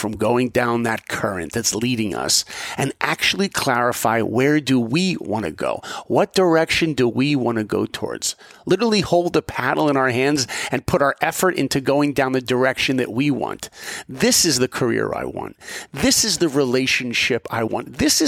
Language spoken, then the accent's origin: English; East Coast, United States; because I grew up on the East Coast and hey, that's where I live.